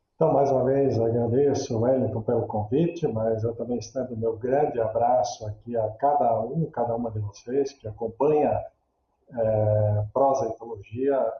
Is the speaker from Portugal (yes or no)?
no; interior of Santa Catarina, Brazil; moved away as an adult; now in São Leopoldo, Brazil; toda a minha história é, iniciada lá, já há algumas décadas atrás, no interior de Santa Catarina, onde eu nasci